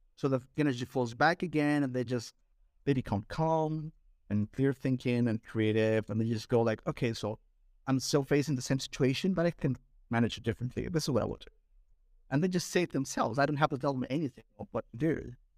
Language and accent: English; Lima, Peru; I'm from Peru